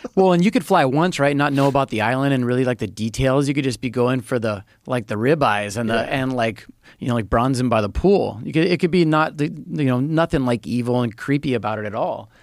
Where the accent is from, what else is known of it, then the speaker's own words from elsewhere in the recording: Hawaii, United States; I was born in Hawaii. So I just I don't know. I just know it is home